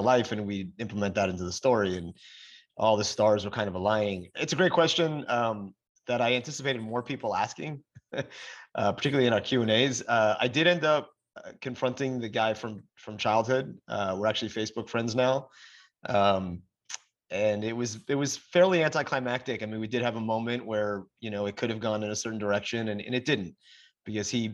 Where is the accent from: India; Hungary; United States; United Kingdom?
United States; Atlantic Beach, New York; also born or lived in Park Slope, Brooklyn; I was born in Park Slope, and we moved to Long Island when I was five. So I grew up Atlantic Beach